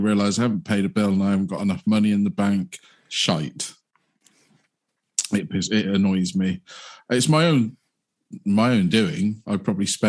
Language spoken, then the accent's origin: English; United Kingdom; we're British